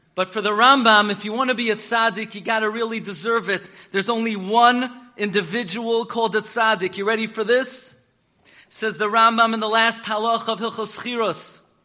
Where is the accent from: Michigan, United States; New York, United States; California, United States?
New York, United States; New York City; I grew up in Flatbush on M and 31st